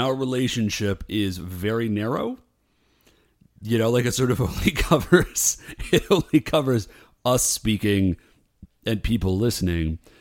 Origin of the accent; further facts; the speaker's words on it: Ohio, United States; also born or lived in Alabama; technically, I was born in Alabama, but I think of myself as being from Ohio